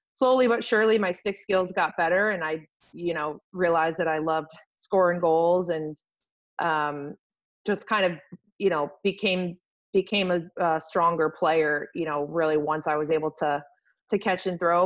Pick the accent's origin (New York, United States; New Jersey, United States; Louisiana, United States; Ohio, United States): New York, United States; Rochester; I'm from Rochester, New York